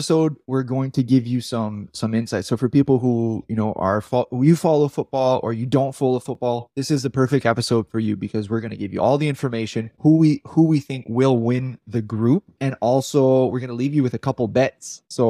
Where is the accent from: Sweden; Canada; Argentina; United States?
Canada; Grand Falls; Grand Falls, so where in my hometown.